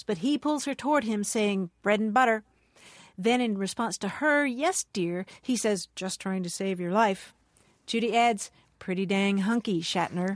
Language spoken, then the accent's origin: English; Louisville, Kentucky, United States; now in California, United States; growing up in Louisville, Kentucky